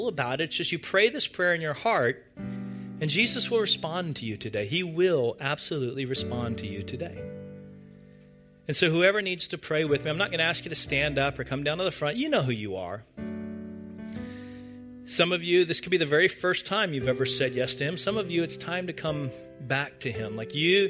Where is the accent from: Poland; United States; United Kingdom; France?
United States; the South; growing up in the South in a church